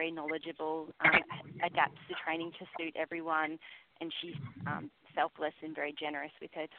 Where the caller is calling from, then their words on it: Brisbane, Queensland, Australia; From Brisbane, Australia.